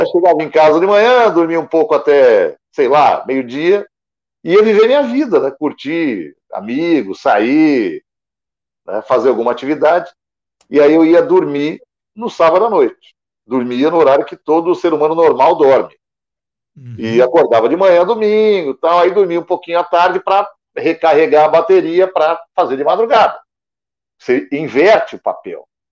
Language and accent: Portuguese; Guarulhos, São Paulo, Brazil; now in São Paulo, Brazil; Eu é, sou de Guarulhos, que é na Grande São Paulo aqui, do ah. lado. Hoje eu moro na capital mesmo, mas eu sou de Guarulhos, na Grande São Paulo